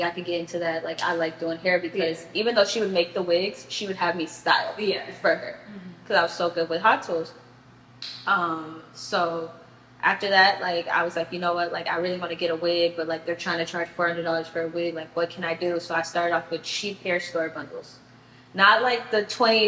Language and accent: English; Miami, Florida, United States; also born or lived in Tallahassee; I'm from Miami.